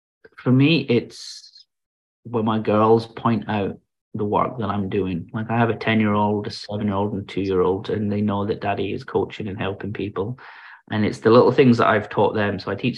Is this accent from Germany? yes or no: yes; Germany; born there; So I was born in Germany because my dad was in the British Forces.